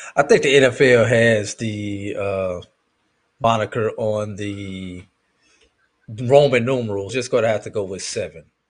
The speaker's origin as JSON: {"language": "English", "town": "St. Louis", "region": "Missouri", "country": "United States", "tie": "born or raised there", "said": "growing up in St. Louis, Missouri"}